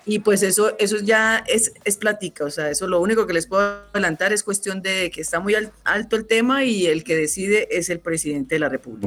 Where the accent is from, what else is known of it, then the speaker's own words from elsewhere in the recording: Colombia; nosotros como colombianos